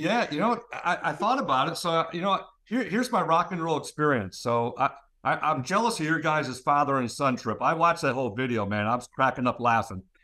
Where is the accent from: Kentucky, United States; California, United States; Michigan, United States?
Michigan, United States; Monroe; I'm back in my hometown here at Monroe